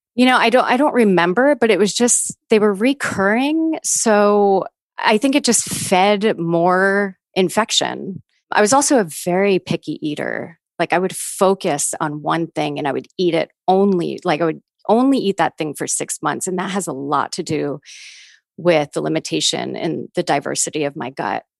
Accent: New York, United States; growing up as a New Yorker

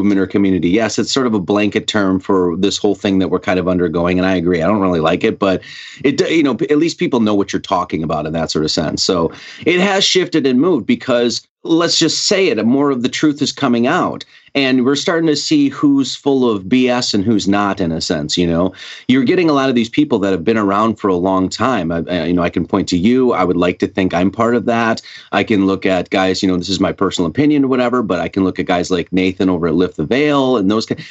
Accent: Wisconsin, United States; now in Hawaii, United States; I grew up in Wisconsin

